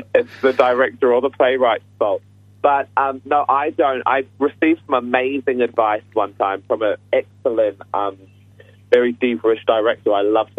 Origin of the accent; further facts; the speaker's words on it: United Kingdom; being a British guy myself